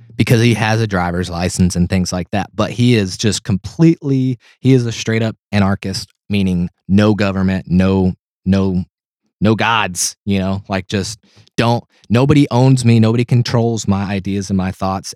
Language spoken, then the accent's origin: English; Tennessee, United States; I'm from Tennessee.